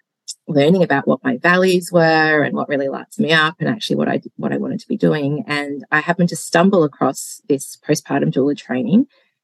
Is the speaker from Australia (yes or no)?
yes; Hobart, Tasmania, Australia; also born or lived in Melbourne, Australia; now in Gippsland, Australia; I am Hobart born